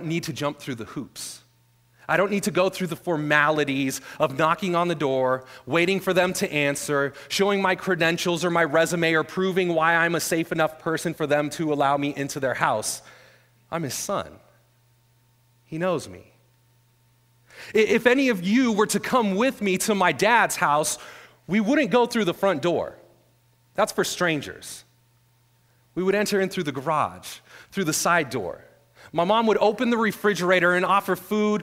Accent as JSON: {"language": "English", "region": "Northern California", "country": "United States", "moved": "yes", "said": "I'm originally from Northern California"}